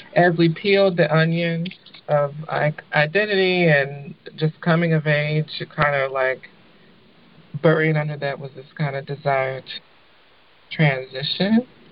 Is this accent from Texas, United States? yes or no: no; Louisville, Kentucky, United States; moved away as an adult; also born or lived in Lexington, Kentucky; now in Oakland, United States; I'm from Louisville, the home of the Kentucky Derby